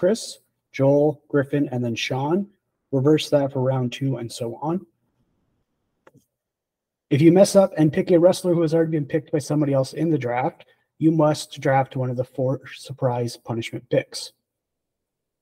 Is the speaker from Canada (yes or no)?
yes; Canada; As a Canadian